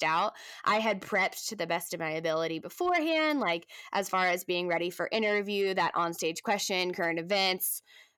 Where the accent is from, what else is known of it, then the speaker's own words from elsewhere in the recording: Omaha, Nebraska, United States; I'm born and raised in Nebraska